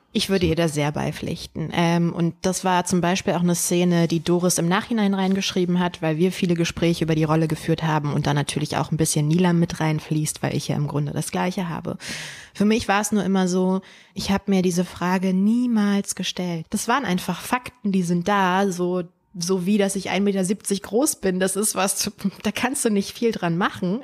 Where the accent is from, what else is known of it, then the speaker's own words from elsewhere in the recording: Berlin, Germany; Berlin war und ist meine Heimat